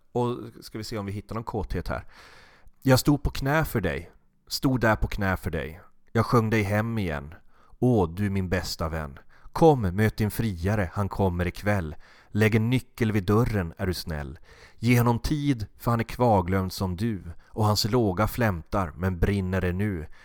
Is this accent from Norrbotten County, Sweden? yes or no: yes; Norrbotten County, Sweden; jag är från Norrbotten